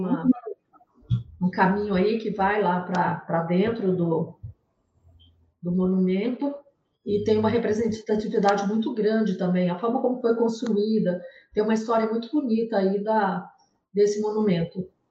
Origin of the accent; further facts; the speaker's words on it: Goiás, Brazil; moved away as an adult; also born or lived in Amapá; now in Macapá, Brazil; E sou goiana. Estou no norte porque vim transferir, trabalhava em banco